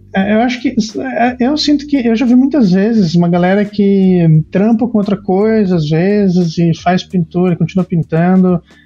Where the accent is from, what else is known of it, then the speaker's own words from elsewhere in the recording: Curitiba, Paraná, Brazil; moved away as an adult; now in Montreal, Canada; eu, eu nasci em Curitiba